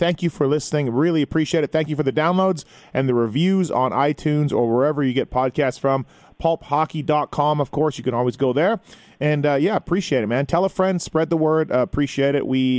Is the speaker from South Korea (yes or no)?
no; Winnipeg, Manitoba, Canada; moved away; You are in Winnipeg right now, my hometown.